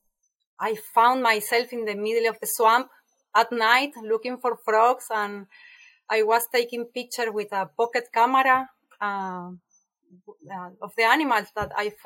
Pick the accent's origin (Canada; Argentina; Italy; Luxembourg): Argentina; Buenos Aires; English is a second language; moved away as an adult; now in Costa Rica; I am from Argentina